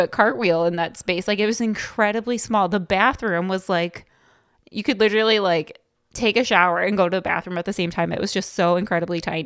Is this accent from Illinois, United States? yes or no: yes; Chicago, Illinois, United States; growing up in Chicago, like, I don't know, when I went to Loyola